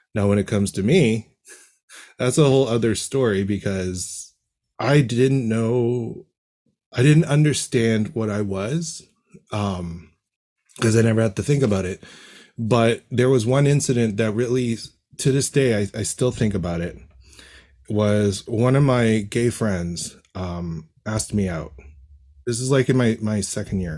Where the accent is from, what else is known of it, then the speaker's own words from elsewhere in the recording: Toronto, Ontario, Canada; born and raised in Toronto